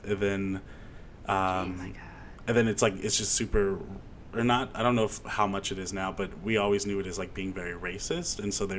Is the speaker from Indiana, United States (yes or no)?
yes; Indiana, United States; born or raised there